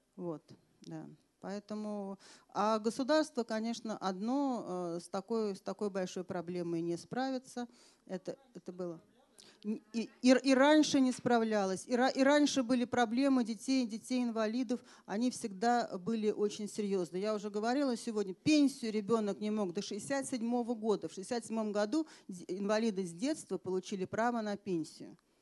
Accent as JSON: {"language": "Russian", "region": "Moscow", "country": "Russia"}